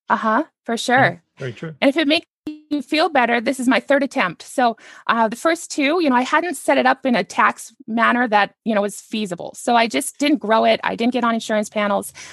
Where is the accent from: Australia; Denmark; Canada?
Canada; now in United States; I'm actually a Canadian and I live here in the United States